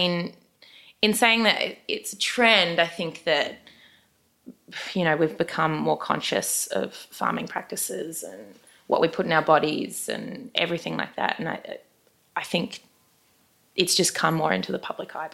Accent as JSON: {"language": "English", "town": "Brisbane", "region": "Queensland", "country": "Australia", "said": "I am from Brisbane."}